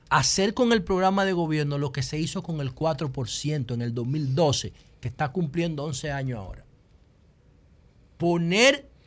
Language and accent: Spanish; Dominican Republic; yo sé que mi pueblo está enfermo, aunque no lo entiendan. Aunque no lo entiendan, la comida dominicana tradicional